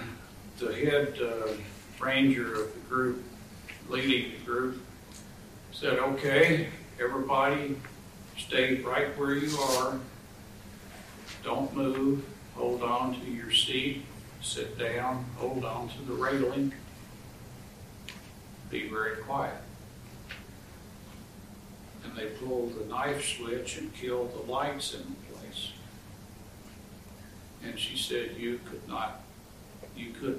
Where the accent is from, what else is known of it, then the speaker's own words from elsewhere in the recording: Kentucky, United States; I grew up in Kentucky